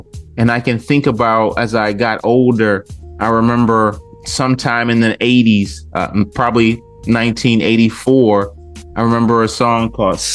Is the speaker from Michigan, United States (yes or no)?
yes; Detroit, Michigan, United States; growing up in Detroit with the music around me